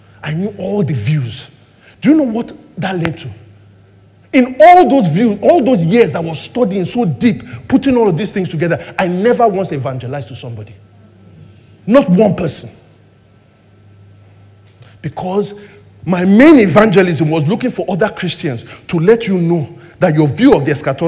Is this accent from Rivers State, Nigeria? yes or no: no; Lagos, Nigeria; I grew up in Surulere, right, in the 80s and 90s